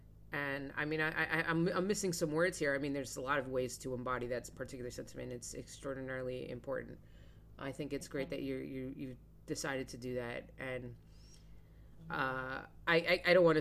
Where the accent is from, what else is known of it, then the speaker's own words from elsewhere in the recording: Hollywood, Florida, United States; I grew up in Hollywood, Florida, so not too far from West Palm.